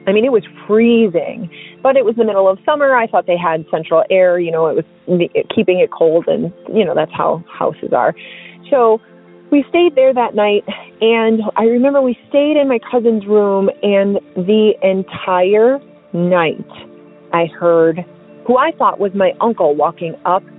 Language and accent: English; Milwaukee, Wisconsin, United States; moved away as an adult; also born or lived in Fort Hood, Texas; I'm from Milwaukee, Wisconsin